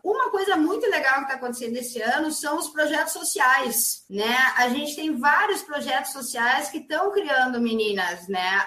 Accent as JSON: {"language": "Portuguese", "town": "Caxias do Sul", "region": "Rio Grande do Sul", "country": "Brazil", "tie": "born or raised there", "said": "na minha cidade, em Caxias do Sul, que eu sou nascida em Caxias, no clube que eu comecei a jogar"}